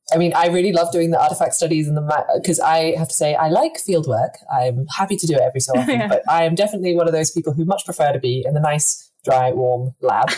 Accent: Scotland, United Kingdom; as someone born in Scotland

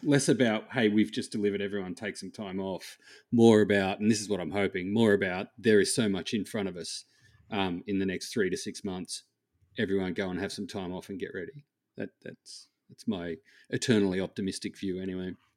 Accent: Australia; I am Australian

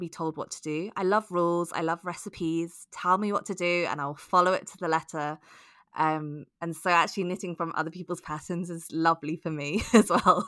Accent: United Kingdom; I grew up on Rowan knitting patterns in the UK.

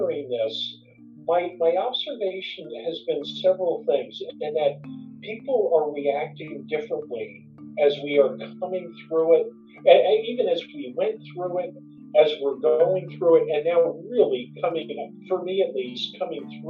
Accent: Morris County, New Jersey, United States; now in Montclair, United States; I grew up in New Jersey. So I am a born and bred New Jersey guy. Grew up in Morris County

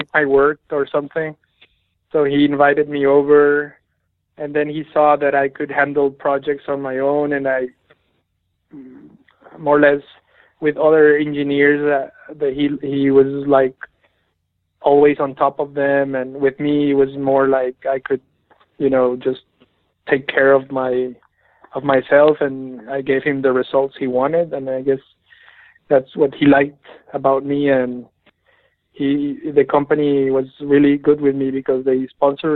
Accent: Coahuila, Mexico; moved away as an adult; also born or lived in Reynosa, Mexico / Texas, United States; I was born in Coahuila. It's about 6 hours from Reynosa

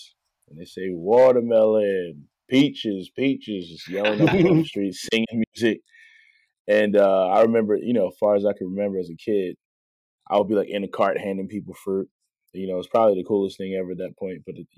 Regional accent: Baltimore, Maryland, United States; So I was born in West Baltimore. Growing up, I pretty much lived every corner of Baltimore City. I call myself like an inner city, not a army brat, but a Baltimore City brat. So I grew up in West Baltimore

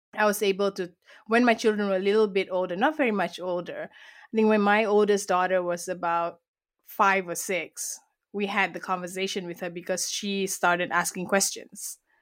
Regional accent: Malaysia; I was born and raised in Malaysia, and that's where this beautiful accent comes from

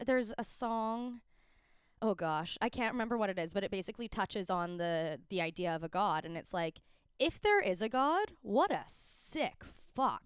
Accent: Calgary, Alberta, Canada; moved away as an adult; now in Vancouver, Canada; growing up in Calgary

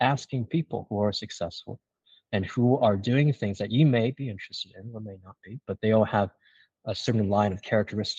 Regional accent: China; moved away; also born or lived in Singapore; I came from an immigrant family. I grew up in China

